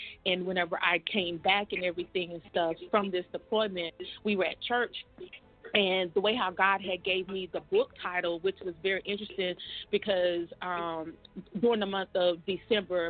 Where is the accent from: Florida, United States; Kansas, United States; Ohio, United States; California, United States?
Florida, United States; Panama City; also born or lived in Tallahassee, Florida; now in Fort Polk, Louisiana, United States; I was actually born in Tallahassee, but I was raised up in Panama City